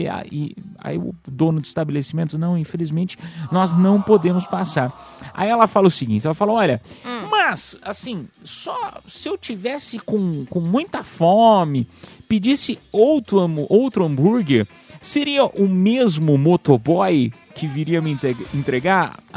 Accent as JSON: {"language": "Portuguese", "town": "Piedade", "region": "São Paulo", "country": "Brazil", "said": "Sou da, sou da quebrada de piedade"}